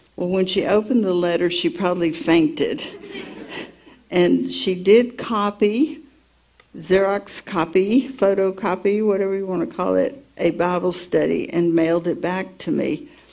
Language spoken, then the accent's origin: English; Atlanta, Georgia, United States; I was born in Atlanta, Georgia